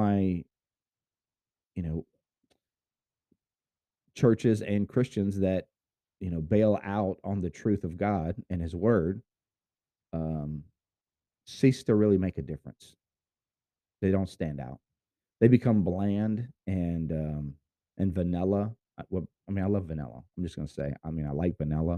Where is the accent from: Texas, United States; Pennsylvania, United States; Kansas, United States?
Texas, United States; Houston; I was born in Houston